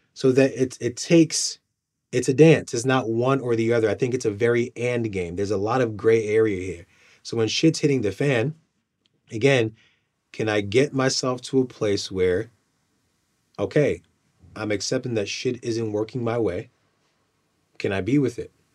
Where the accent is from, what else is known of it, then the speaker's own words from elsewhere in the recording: Nigeria; I'm, I'm Nigerian